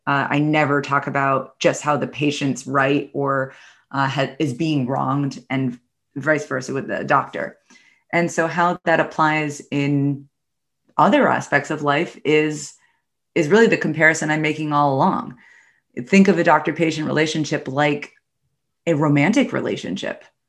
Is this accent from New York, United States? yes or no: yes; New York City, New York, United States; I'm from the New York City area